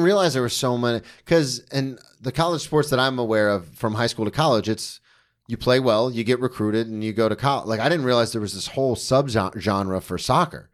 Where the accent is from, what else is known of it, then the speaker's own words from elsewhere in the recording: outside Daytona, Florida, United States; now in New York, United States; I grew up outside Daytona